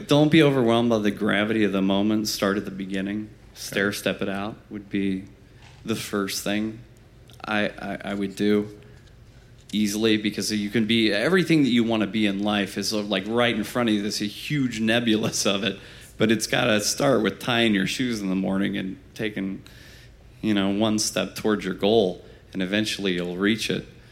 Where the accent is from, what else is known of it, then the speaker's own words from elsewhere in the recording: Fort Wayne, Indiana, United States; we're from Fort Wayne, Indiana